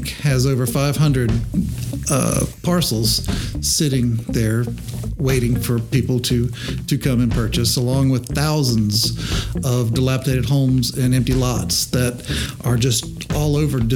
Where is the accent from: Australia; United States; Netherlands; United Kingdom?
United States; Augusta, Georgia; Augusta's my home. I was born in South Augusta. Raised, went to Butler High School, Augusta College